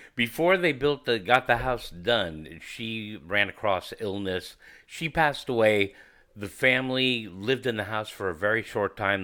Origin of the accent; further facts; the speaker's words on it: San Bruno, California, United States; I'm from San Fran, uh, actually from San Bruno, California. And, uh, the peninsula is my, um, stomping grounds